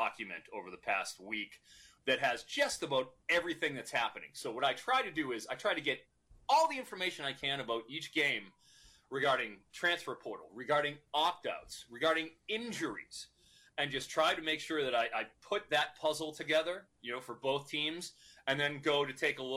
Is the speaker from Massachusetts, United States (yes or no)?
yes; Boston, Massachusetts, United States; being a Bostonian